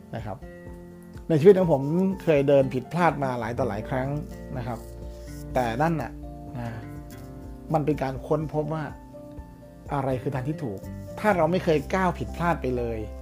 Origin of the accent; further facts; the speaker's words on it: Uttaradit, Thailand; ผมเกิดที่ต่างอยู่ที่ต่างจังหวัดนะครับเป็นคนอุตรดิตถ์นะครับ แล้วก็ในหมู่บ้านก็จะมีเด็กๆมาเล่นเวลาไปโรงเรียน